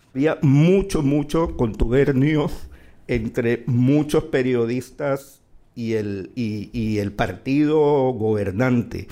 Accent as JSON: {"language": "Spanish", "town": "Barranquilla", "region": "Atlántico", "country": "Colombia", "tie": "born or raised there", "moved": "as an adult", "lives_now": "Madrid, Spain", "said": "en mi ciudad natal que es Barranquilla"}